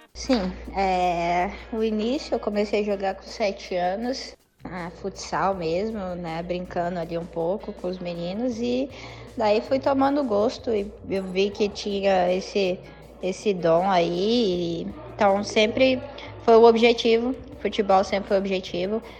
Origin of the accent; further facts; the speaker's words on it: Brazil; also born or lived in United States; nós somos brasileiros mais técnicos